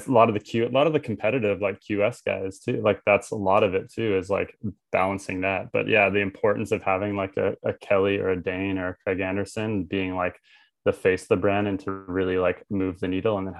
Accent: Tofino, British Columbia, Canada; Like I'm from Tofino.

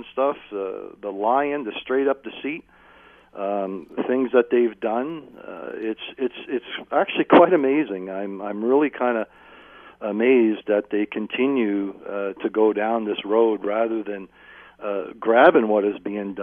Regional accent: Hamilton, Ontario, Canada; being born and raised in Hamilton

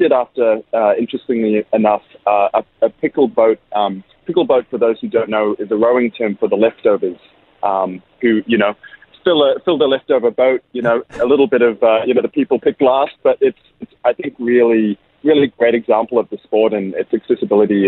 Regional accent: New Zealand; now in Australia; I'm a Kiwi

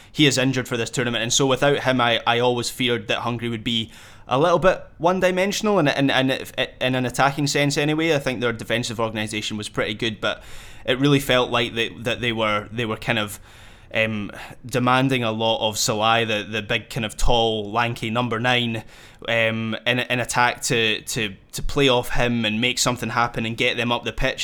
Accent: Scotland, United Kingdom; as a Scot

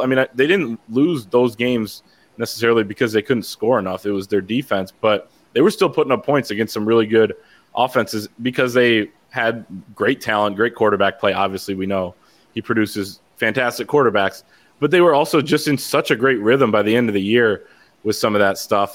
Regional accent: Grand Rapids, Michigan, United States; I'm also from Grand Rapids

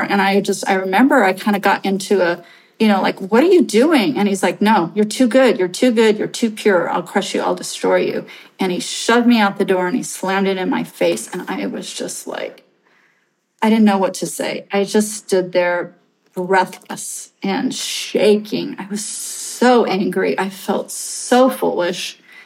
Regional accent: Santa Rosa, California, United States; I am some nobody from Main Street, Santa Rosa

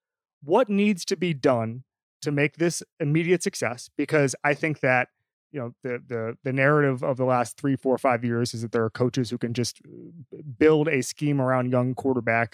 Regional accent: Florida, United States; I went to Miami. I'm from Florida.

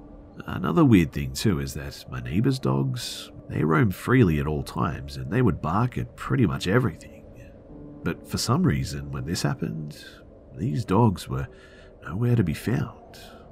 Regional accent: Houston, Texas, United States; I was born and raised in Houston, but I've spent a lot of time hunting and living in Colorado for a year now

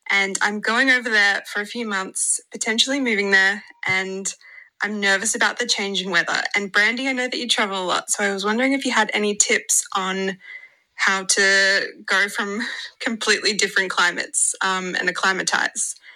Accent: Australia; accent: Australian; I'm from Australia. If you can't already tell by my accent

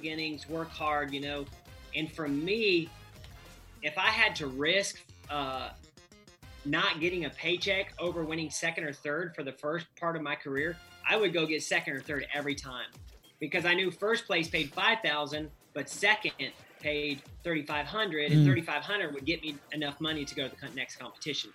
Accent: United States

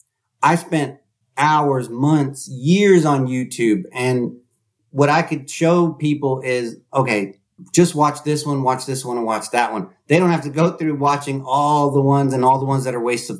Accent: Bay Area, California, United States; I'm here in the Bay Area. I grew up here in the Bay Area

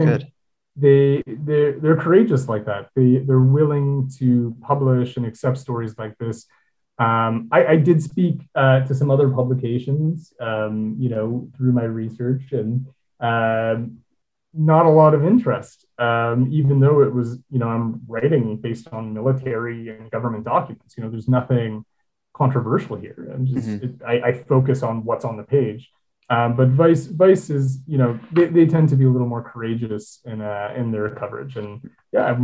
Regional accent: Toronto, Ontario, Canada; born or raised there

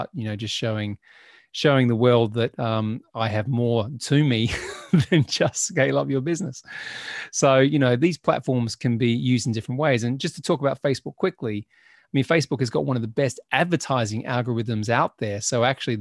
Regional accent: Australia; now in United Kingdom; I grew up in Australia

